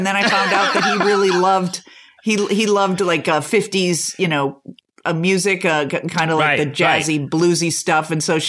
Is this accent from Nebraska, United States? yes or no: no; Chicago, Illinois, United States; we're both from Chicago, and we're both mm-hmm. from these Irish Catholic families.